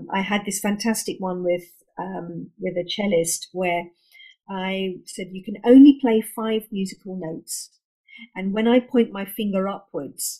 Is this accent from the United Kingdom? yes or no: yes; London, United Kingdom; So I was born and brought up in London, and I'm second generation British Indian